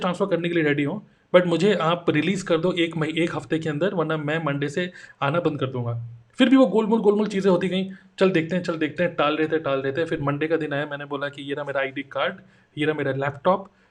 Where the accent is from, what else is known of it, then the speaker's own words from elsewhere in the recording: Dehradun, Uttarakhand, India; moved away as an adult; now in Noida, India; मैं देहरादून से बिलोंग करता हूँ अभी मैं नोएडा में हूँ